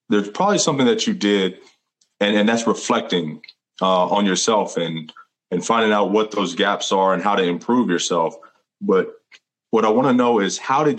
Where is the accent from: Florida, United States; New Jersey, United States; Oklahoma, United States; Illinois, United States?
Florida, United States; Tampa; I grew up in that area. I'm from Florida. I'm from Tampa. So, you know, I grew up, you know, pretty rough